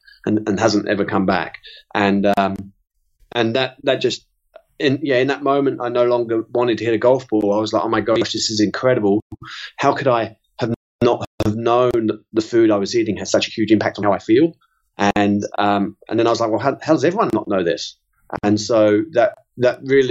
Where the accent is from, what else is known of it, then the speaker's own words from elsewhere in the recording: London, United Kingdom; moved away as an adult; also born or lived in South Carolina, United States; now in New Zealand; I'm originally from North London, and just north of London